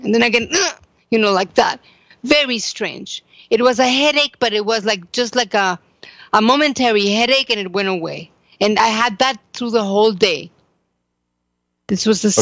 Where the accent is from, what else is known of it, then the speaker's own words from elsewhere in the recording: Mexico; now in Jerusalem, Israel; I am from Mexico.